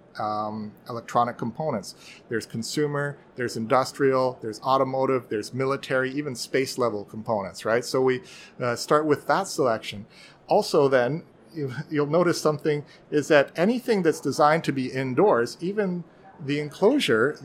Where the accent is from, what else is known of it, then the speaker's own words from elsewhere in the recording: Vancouver, British Columbia, Canada; I'm from Vancouver, Canada